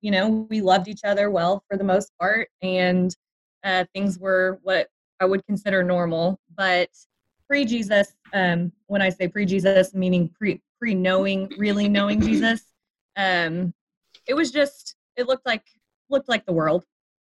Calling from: Kansas City, Missouri, United States; moved away as an adult; I am calling in from Kansas City. Kansas City, Missouri.

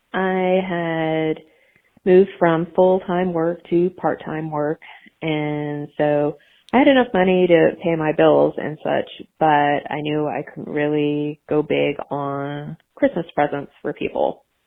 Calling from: Nashville, Tennessee, United States; I'm calling from Nashville, Tennessee

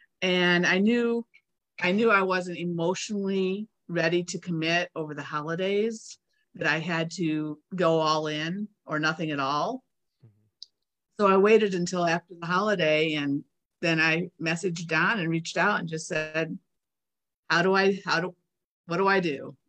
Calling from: Maize, Kansas, United States; I'm in Mays, which is a suburb of Wichita, Kansas.

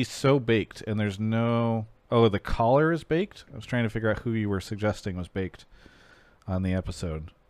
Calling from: New York City, New York, United States; I'm calling from Brooklyn, New York.

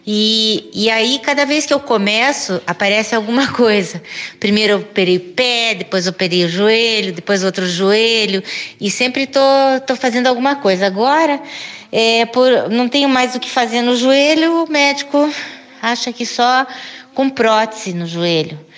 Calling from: Curitiba, Paraná, Brazil; de Curitiba e eu gosto muito de dançar.

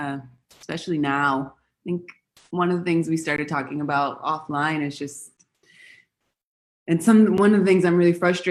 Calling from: Buenos Aires, Argentina; So I'm calling from Argentina. I'm in Buenos Aires right now.

